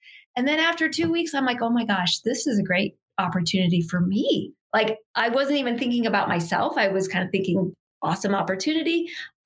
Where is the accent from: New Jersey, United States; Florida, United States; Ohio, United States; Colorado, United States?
Ohio, United States; moved away as an adult; also born or lived in Los Angeles, California; now in Salt Lake City, United States; I grew up in Ohio and I went to school at the University of Cincinnati